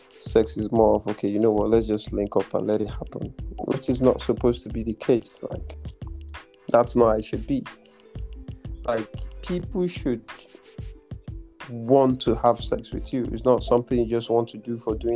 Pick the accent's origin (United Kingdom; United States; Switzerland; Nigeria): Nigeria; also born or lived in Ghana; I'm a Ghanaian, yeah, but I literally grew up in Nigeria, so I'm more of a Nigerian as well